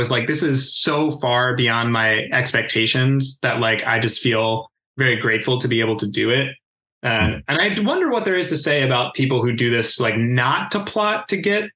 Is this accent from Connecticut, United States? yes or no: no; West Chester, Pennsylvania, United States; also born or lived in Downingtown; there was a local scene, which was in my hometown in Westchester and Downingtown.